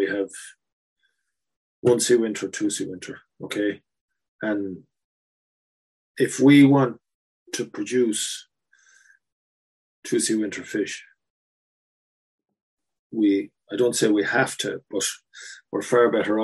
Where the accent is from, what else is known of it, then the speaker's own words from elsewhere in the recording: Enniscorthy, Leinster, Ireland; moved away; my hometown of Enniscorthy